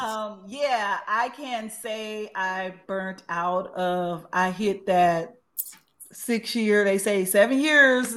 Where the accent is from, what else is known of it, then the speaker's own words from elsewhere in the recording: Los Angeles, California, United States; also born or lived in Tuscaloosa, Alabama; I've been in LA since I was eight years old